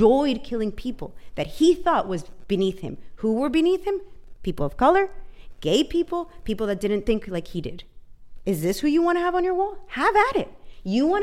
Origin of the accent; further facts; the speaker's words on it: Venezuela; moved away; I grew up in Venezuela